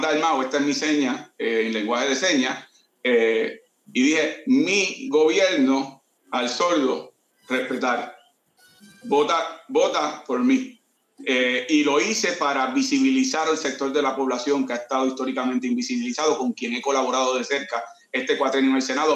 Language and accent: Spanish; Caguas, Puerto Rico; Yo soy de Condado Moderno en Caguas y ahí crecí